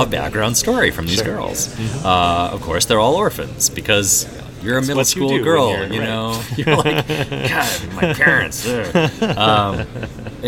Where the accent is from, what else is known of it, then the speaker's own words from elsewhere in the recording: Wisconsin, United States; now in Seattle, United States; when I was a little boy growing up in Wisconsin